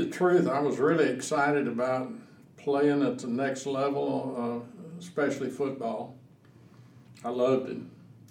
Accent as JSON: {"language": "English", "town": "Jasper", "region": "Texas", "country": "United States", "tie": "born or raised there", "said": "I was born in 1938, so, you know, as a young whippersnapper, playing around in the sand lots of Jasper, Texas."}